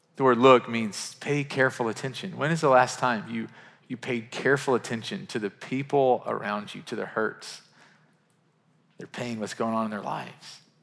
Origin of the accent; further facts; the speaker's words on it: Murray, Kentucky, United States; now in Nashville, United States; Murray, Kentucky, which is my hometown